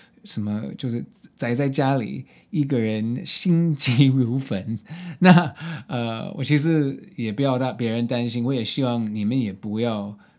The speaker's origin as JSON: {"language": "Chinese", "country": "Hong Kong", "tie": "born or raised there", "also_born_or_lived": "United States", "lives_now": "Taiwan", "said": "所以我在什么美国的东岸出生。呃，然后在美国的中部读大学，后来搬到洛杉矶找工作，所以这些三个很不同的呃环境都有呃经验，呃，然后呃，在小我我我我小时候在香港呃去高中，呃，然后现在在台湾"}